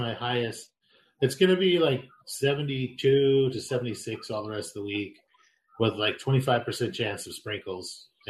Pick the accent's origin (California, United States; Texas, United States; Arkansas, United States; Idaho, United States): Idaho, United States; moved away; I grew up in Idaho.